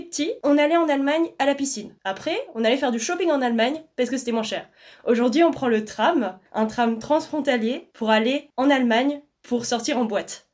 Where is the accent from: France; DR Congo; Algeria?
France; Alsace, Grand Est; Moi, je viens d'Alsace